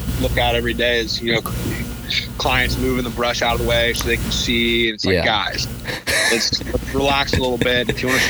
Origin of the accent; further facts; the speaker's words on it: Dallas, Texas, United States; I was born and raised in Dallas, right smack dab in Dallas proper.